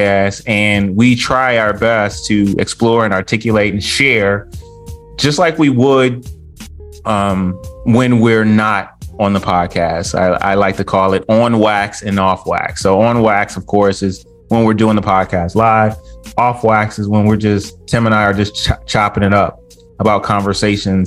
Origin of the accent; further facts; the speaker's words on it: Detroit, Michigan, United States; I'm from a suburb outside of Detroit.